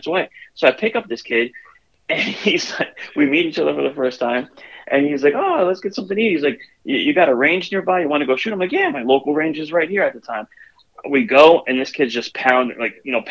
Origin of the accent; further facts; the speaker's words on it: New Jersey, United States; I'm from New Jersey